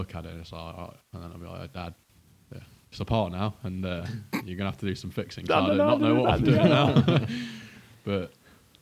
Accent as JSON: {"language": "English", "town": "Rothley", "region": "East Midlands", "country": "United Kingdom", "tie": "born or raised there", "said": "grew up in a little village just outside Leicester called Rothley."}